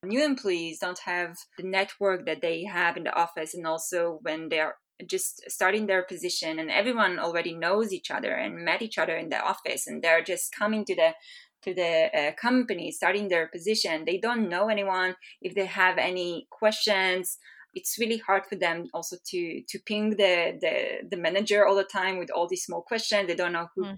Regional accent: Israel; moved away as an adult; now in Bay Area, United States; I'm originally from Israel. I relocated to the Bay Area last November

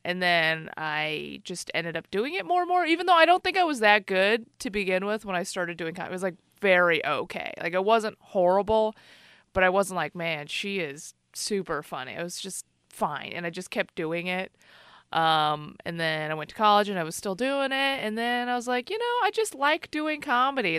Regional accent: Chicago, Illinois, United States; now in San Francisco Bay Area, United States; I grew up in Chicago.

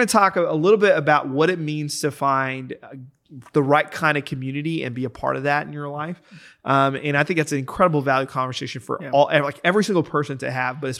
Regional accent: Texas, United States; I grew up in Texas

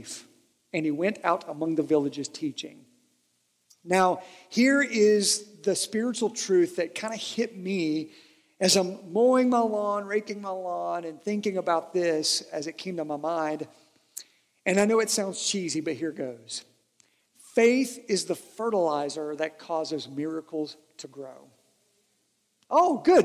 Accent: Harlan County, southeastern Kentucky, United States; I'm from Harlan County in southeastern Kentucky

